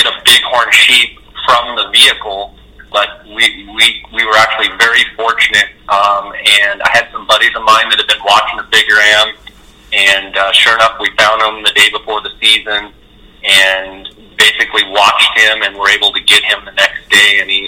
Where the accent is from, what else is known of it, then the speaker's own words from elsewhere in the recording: Arizona, United States; here in Arizona in my home state